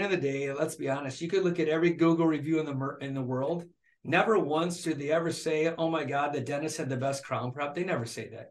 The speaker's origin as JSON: {"language": "English", "town": "Flint", "region": "Michigan", "country": "United States", "tie": "born or raised there", "said": "born and raised in Flint, Michigan by a single mom"}